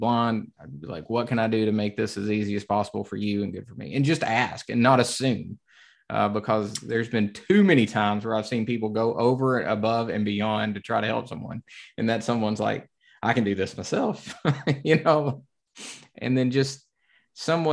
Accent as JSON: {"language": "English", "region": "the South", "country": "United States", "said": "I'm from the South."}